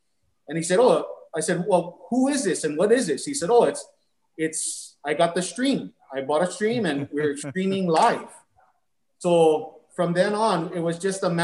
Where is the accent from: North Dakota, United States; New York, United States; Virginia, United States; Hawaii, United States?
Hawaii, United States; Honolulu; born and raised in Kalihi.